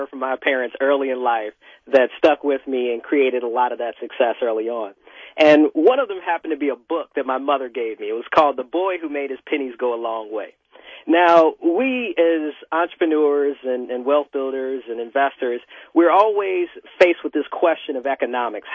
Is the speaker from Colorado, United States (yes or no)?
no; Chicago, Illinois, United States; moved away; also born or lived in Washington, D.C. / New York / Miami / Los Angeles; I grew up in Hyde Park, not too far from the Obamas, Muhammad Ali